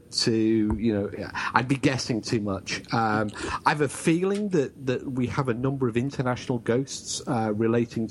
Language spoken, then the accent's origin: English; England, United Kingdom; accent: British; now in Wales, United Kingdom; Well, technically in Wales, though I'm English